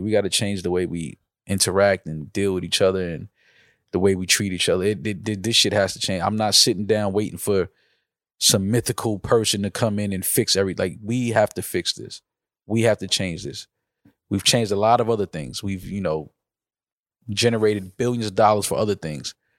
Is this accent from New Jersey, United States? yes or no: no; New York City, New York, United States; I'm from New York